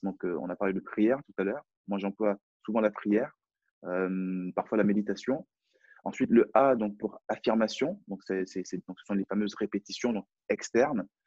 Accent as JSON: {"language": "French", "country": "France", "accent": "French", "said": "J'ai un, j'ai un French accent, donc j'ai un accent français."}